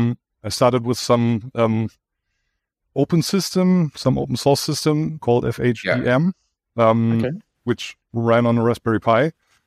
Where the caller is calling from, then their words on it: Dortmund, North Rhine-Westphalia, Germany; I'm joining you from Germany, the western part of Germany. To be precise, from Dortmund.